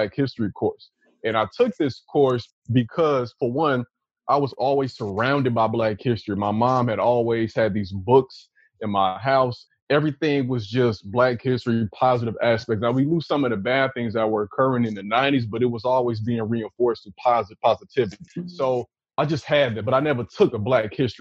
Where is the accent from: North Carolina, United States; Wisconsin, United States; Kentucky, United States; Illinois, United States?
Illinois, United States; Chicago; the dudes I grew up with in Chicago